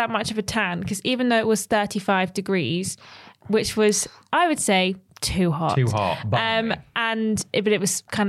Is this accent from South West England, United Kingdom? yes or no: no; Cambridge, East of England, United Kingdom; I'm from Cambridge.